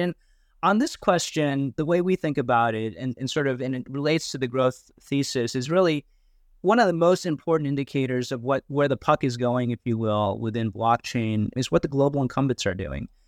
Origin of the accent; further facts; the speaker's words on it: United States; moved away as an adult; now in Hong Kong; I did actually grow up in, in the U S